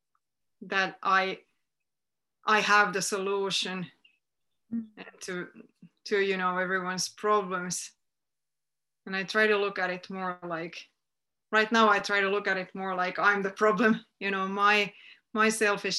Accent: Finland; my hometown

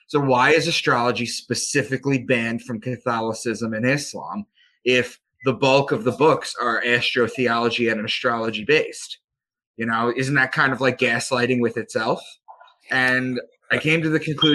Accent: Long Island, New York, United States; I'm from Long Island

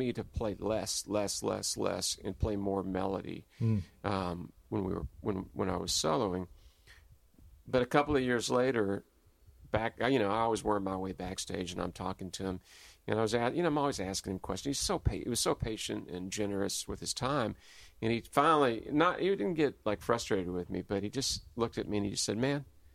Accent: Louisville, Kentucky, United States; now in Austin, United States; growing up in Louisville

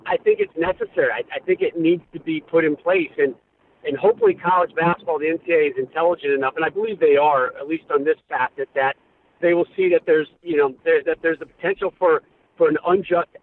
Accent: North Carolina and Connecticut, United States; I grew up in North Carolina and Connecticut, so I was born on Tar Heel Blue, and then I moved to Connecticut

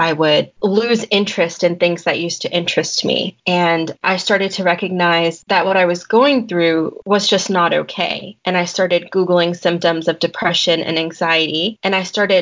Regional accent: Colonial Heights, Virginia, United States; moved away as an adult; now in Chapel Hill, United States; I'm actually from Colonial Heights, Virginia.

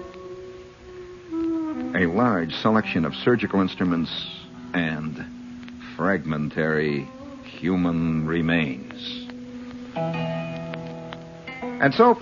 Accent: Chicago, Illinois, United States; I'm from Illinois. You know, I was born in Chicago

